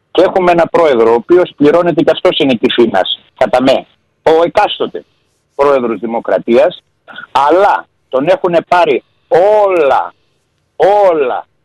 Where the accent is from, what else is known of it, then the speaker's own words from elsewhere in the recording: Greece; Έχουμε και ένα άτιμο φιλότιμο, σαν Έλληνες.